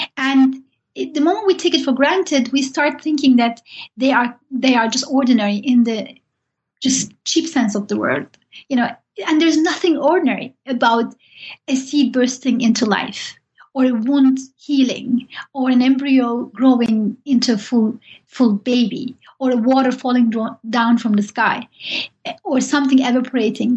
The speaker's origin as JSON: {"language": "English", "country": "Turkey", "said": "I'm from Turkey"}